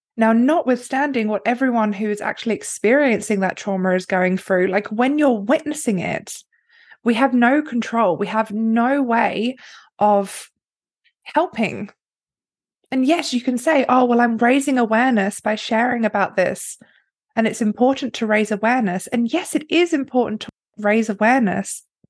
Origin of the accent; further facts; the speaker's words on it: England, United Kingdom; I was born in England, the middle class family.